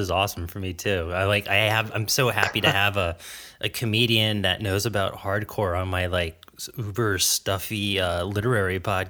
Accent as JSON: {"language": "English", "region": "South Florida", "country": "United States", "also_born_or_lived": "Boston / New Jersey", "moved": "yes", "said": "Like, I'm from South Florida. And when I remember when I moved to Boston"}